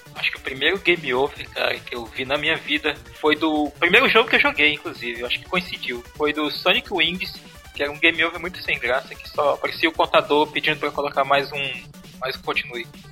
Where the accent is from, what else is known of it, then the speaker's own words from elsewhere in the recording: Tefé, Amazonas, Brazil; now in Manaus, Brazil; na minha terra, lá em Tefé